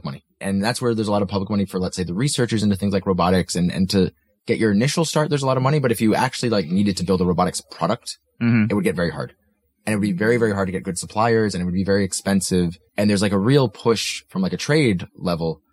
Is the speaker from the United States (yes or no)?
yes; United States; now in Denmark; I'm from the States